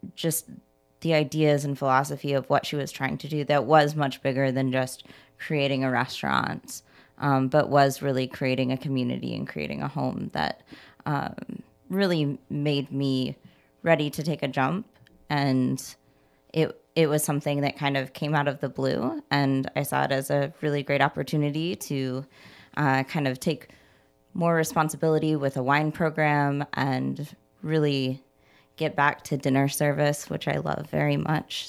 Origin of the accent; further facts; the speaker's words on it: Indiana, United States; now in Chicago, United States; I'm originally from Indiana, and I've been here in Chicago since, uh, two thousand seven